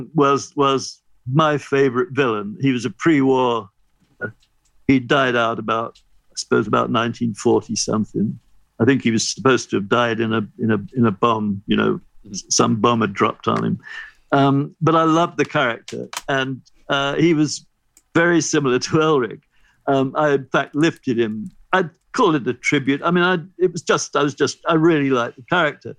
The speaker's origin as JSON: {"language": "English", "region": "England", "country": "United Kingdom", "said": "as an English person who grew up with Children's Hour on the BBC"}